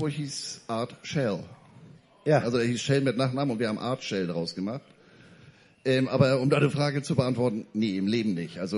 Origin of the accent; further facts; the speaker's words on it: San Diego, California, United States; Ich kam aus San Diego, hatte mit Football noch nicht so viel äh, am Hut.